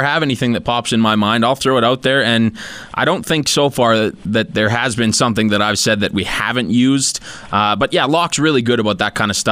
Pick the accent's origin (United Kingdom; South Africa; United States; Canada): Canada; Sherwood Park, Alberta; I grew up in Edmonton, actually Sherwood Park, just outside of Edmonton